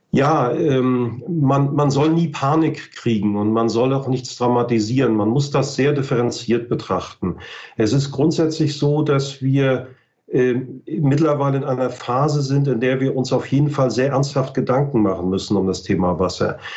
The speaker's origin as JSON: {"language": "German", "region": "Mecklenburg-Vorpommern", "country": "Germany", "said": "ich bin aus Norddeutschland, ich komme aus Mecklenburg-Vorpommern"}